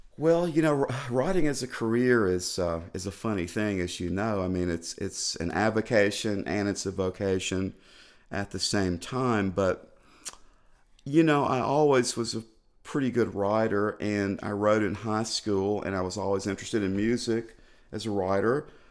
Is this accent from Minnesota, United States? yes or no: no; Clarksville, Tennessee, United States; now in Nashville, United States; I was born in Clarksville, Tennessee, which is like 45 miles up the road here on the on the Kentucky border